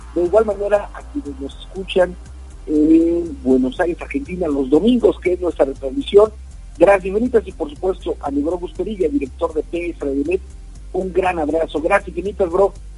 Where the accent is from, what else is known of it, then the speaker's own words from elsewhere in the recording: Mexico; lo que nos sucede en nuestro país, hablo de México